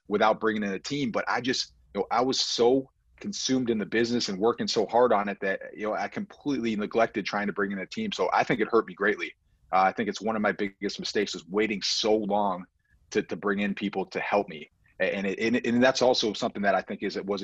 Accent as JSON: {"language": "English", "town": "Buffalo", "region": "New York", "country": "United States", "tie": "born or raised there", "said": "we're from Buffalo, New York"}